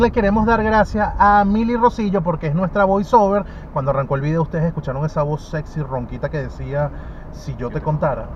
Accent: San Antonio de los Altos, Miranda, Venezuela; moved away as an adult; now in Lima, Peru; yo soy de San Antonio de los Altos

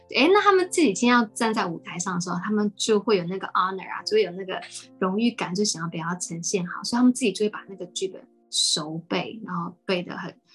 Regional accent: Taiwan; also born or lived in United States; 他们也都一样跟我小时候在美国，那回到台湾

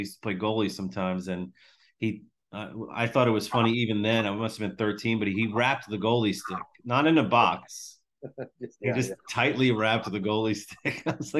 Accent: Long Island, New York, United States; moved away as an adult; also born or lived in Tampa; I grew up a hockey guy playing roller hockey, deck hockey. I grew up on Long Island. I'm an Islanders guy.

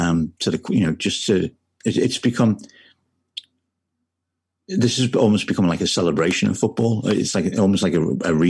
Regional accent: Liverpool, North West England, United Kingdom; I'm from Liverpool.

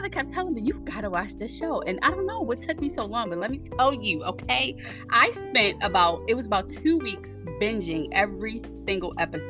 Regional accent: Baltimore, Maryland, United States; I'm from Maryland, too. I was born and raised in Baltimore City.

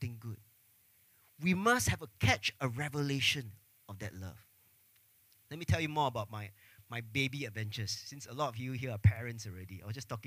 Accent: Singapore; growing up in Singapore, growing up under the MOE system, all of us

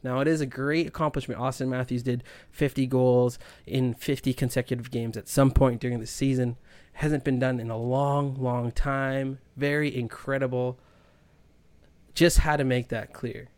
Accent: Winnipeg, Manitoba, Canada; now in Toronto, Canada; I'm from Winnipeg

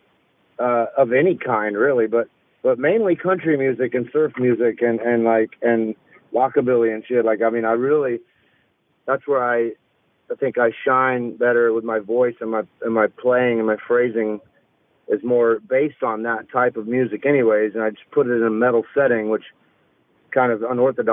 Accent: Alabama, United States; I come from Alabama and I grew up on this kind of music

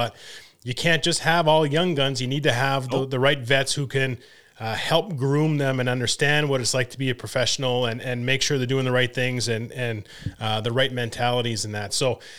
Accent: Canada; And again, when as a Canadian kid, I want to see them do well and help the Canadian team do well.

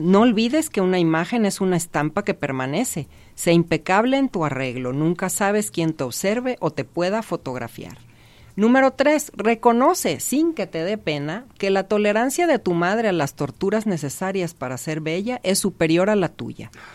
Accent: Mazatlán, Sinaloa, Mexico; ubicado en Mazatlán, que es de donde, de donde yo soy

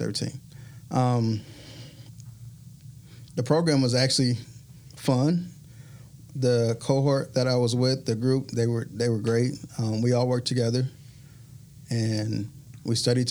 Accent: Detroit, Michigan, United States; moved away as an adult; now in Mobile, United States; I am from Michigan. I'm from Michigan. From Detroit, Michigan.

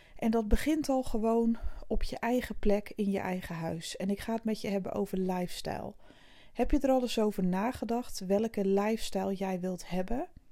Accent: Zeeland, Netherlands; Ik kom uit Zeeland, ik ben hier regelmatig bij mijn vriend

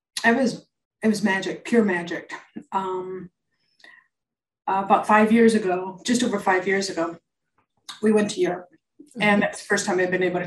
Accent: Midwest, United States; moved away; I grew up in the Midwest and grew up going to Chicago Cup games

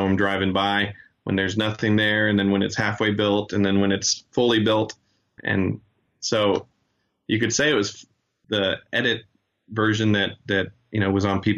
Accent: Joplin, Missouri, United States; also born or lived in Chile; Joplin is my hometown, growing up in high school and college, and even now, I work in Joplin

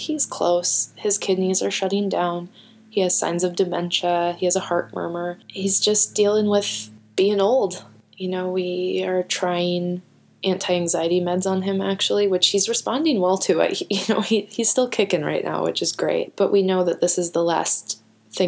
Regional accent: Minnesota, United States; I'm such a Minnesotan.

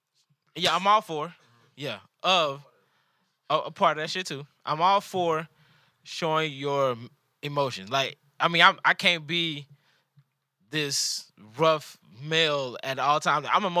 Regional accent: the South, United States; I'm from the South, my nigga.

